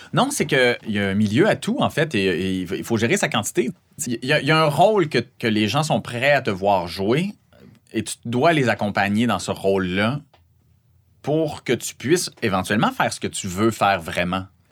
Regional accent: Saguenay, Quebec, Canada; accent: Saguenay; mon accent du Saguenay

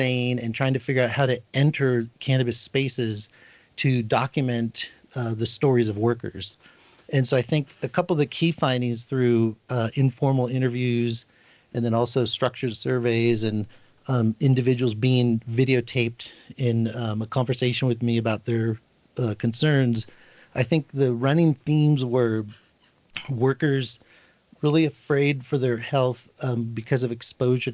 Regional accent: Northern California, United States; I was born and raised in California, specifically Northern California, and then spent time in Southern California

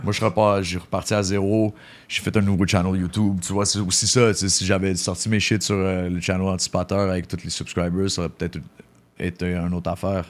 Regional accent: Montreal, Quebec, Canada; moved away as an adult; also born or lived in Paris, France; now in Mexico; j'ai grandi à Snowden, j'allais à Walkley, il y a des Jamaïcains partout

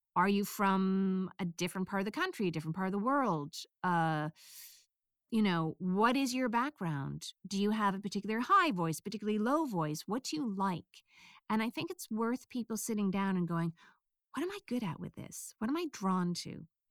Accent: United States; accent: American; my bass accent is American

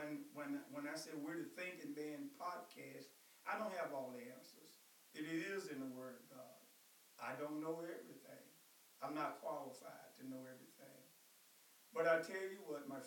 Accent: Blytheville, Arkansas, United States; I was raised in Blytheville, Arkansas

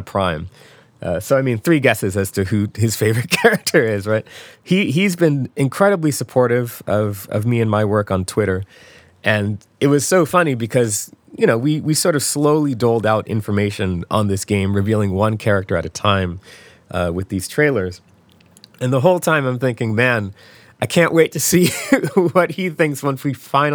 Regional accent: Philadelphia, Pennsylvania, United States; We're actually both from Philadelphia

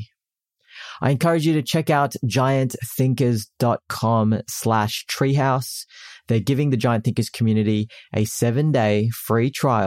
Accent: Philippines; I'm Filipino

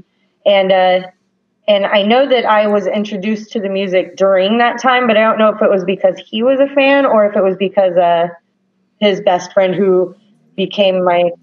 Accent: Evansville, Indiana, United States; moved away; also born or lived in Oregon / Washington / New York City; I grew up in Evansville, Indiana.

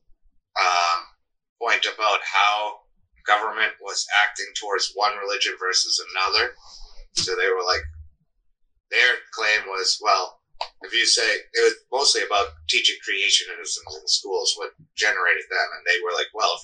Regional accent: Cape Cod, Massachusetts, United States; now in Augusta, United States; I grew up on Cape Cod

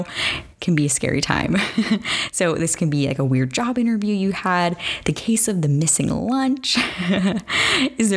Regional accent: Arizona, United States; I am from Arizona

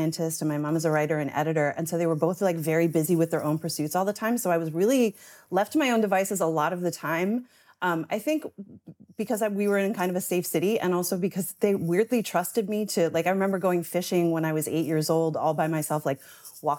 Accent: St. John's, Newfoundland and Labrador, Canada; moved away; I grew up in St. John's, which is the quote unquote big city

